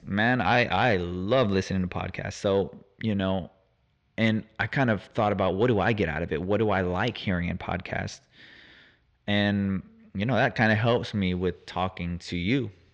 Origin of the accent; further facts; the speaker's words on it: Houston, Texas, United States; I'm from Houston, Texas, born and raised.